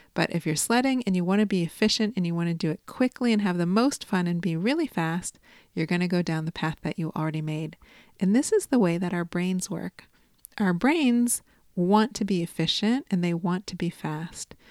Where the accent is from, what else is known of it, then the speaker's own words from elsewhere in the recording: Chicago, Illinois, United States; I'm from Chicago